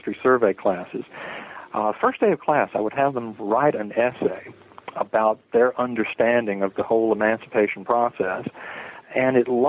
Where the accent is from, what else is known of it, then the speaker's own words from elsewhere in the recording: the South, United States; I'm from the South generally. I'm sort of an Army brat. We lived a number of places. But I suppose living in the South, growing up in the South, it's hard to get away from history.